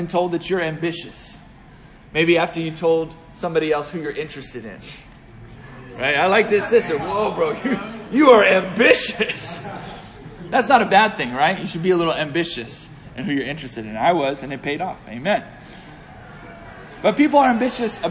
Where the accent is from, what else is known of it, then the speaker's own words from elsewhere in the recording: Pittsburgh, Pennsylvania, United States; also born or lived in Northern Virginia; I hail from Pittsburgh, Pennsylvania